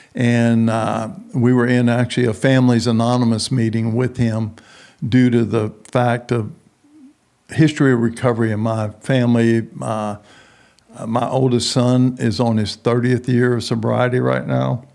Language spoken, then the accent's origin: English; San Antonio, Texas, United States; moved away as an adult; also born or lived in New Orleans, Louisiana / Houston / Midland / Denver; I was grow, grew up in San Antonio, Texas.